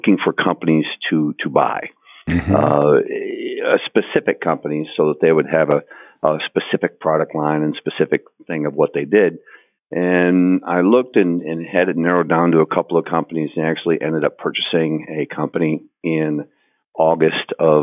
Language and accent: English; Wisconsin, United States; moved away as an adult; now in Houston, United States; literally out in the country in Wisconsin